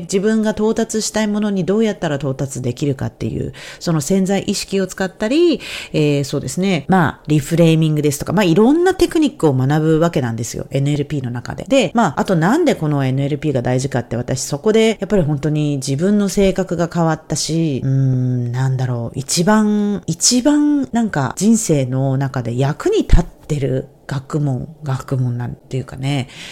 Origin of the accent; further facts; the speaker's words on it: Japan; first language Japanese; moved away; 海外にいる日本人としてのその苦労をやってきた